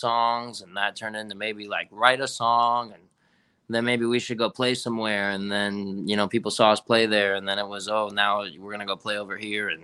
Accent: West Palm Beach, Florida, United States; also born or lived in Ohio; I was born and raised here in Florida, West Palm specifically

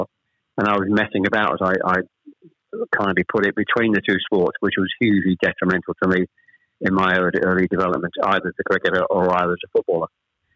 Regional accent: Chelmsford, East of England, United Kingdom; born or raised there; also born or lived in Ashton-under-Lyne

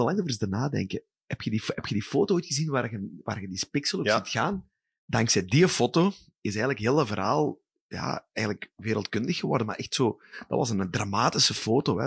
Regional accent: Sint-Truiden, Flanders, Belgium; moved away; Ik ben truinaar in hart en nieren. Ik woon wel al bijna twintig jaar niet meer in Sint-Truiden

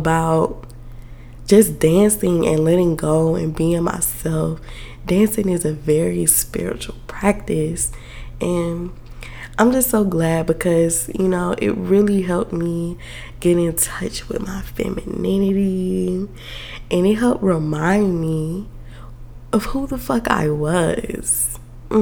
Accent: South Georgia, United States; now in Atlanta, United States; I'm from South Georgia, okay? Like, I grew up Baptist. My church back home

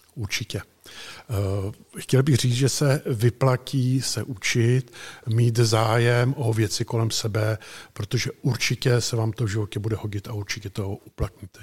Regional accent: Chotěboř, Vysočina Region, Czechia; also born or lived in Prague; jsem původem chokybořák z Chokyboře

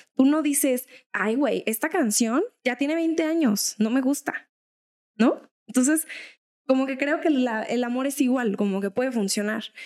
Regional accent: Mexico; a los mexas que nos han señalado como con algún estereotipo mexa

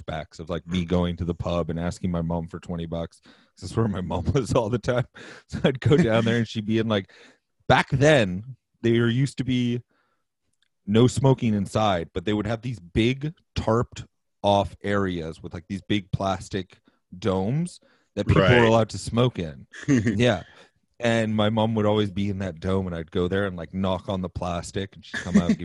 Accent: Vancouver, British Columbia, Canada; I grew up in like the low income suburbs of Vancouver for probably 4 or 5 years

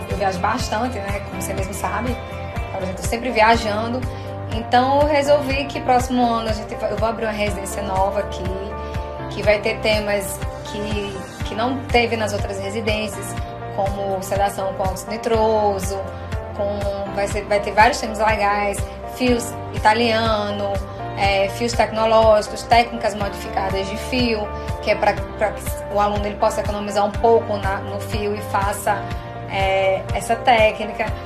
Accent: Natal, Rio Grande do Norte, Brazil; As pessoas, muitas delas não sabem nem que eu sou de Natal

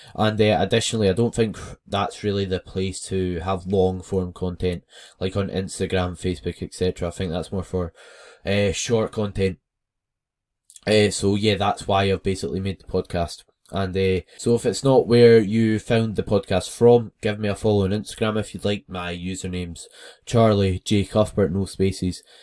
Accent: West Lothian, Scotland, United Kingdom; I am from West Lothian, which is somewhere in Scotland

